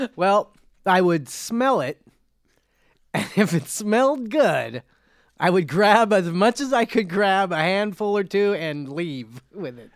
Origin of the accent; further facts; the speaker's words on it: Cerritos, California, United States; I'm from Cerritos, it's Cerritos